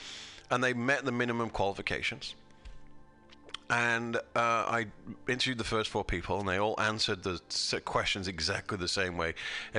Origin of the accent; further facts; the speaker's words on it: United Kingdom; I'm British. We created it.